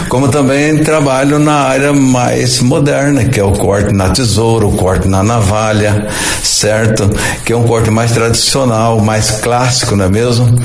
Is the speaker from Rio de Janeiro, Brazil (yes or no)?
no; Araçatuba, São Paulo, Brazil; born there; Eu nasci na cidade de Aracatuba, né, estado de São Paulo. Depois a gente veio vindo na Noroeste, Aracatuba, Valparaíso, Três Lagoas, Andradina.